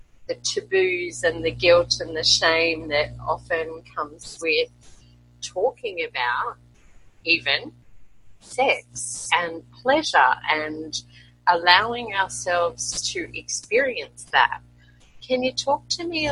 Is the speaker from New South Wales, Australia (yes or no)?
no; Brisbane, Queensland, Australia; now in Colombia; I'm originally from Brisbane, Australia, and currently living in Colombia, South America